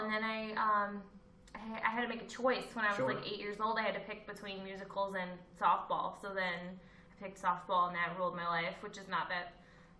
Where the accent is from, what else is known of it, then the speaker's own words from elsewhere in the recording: Chicago, Illinois, United States; Chicago, Chicago actually, the real place.